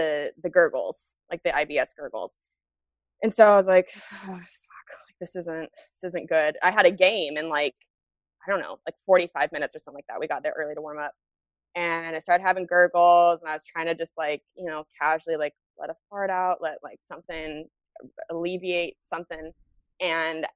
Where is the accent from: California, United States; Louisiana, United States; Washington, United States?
Washington, United States; Spokane; I'm born and raised in Spokane, Washington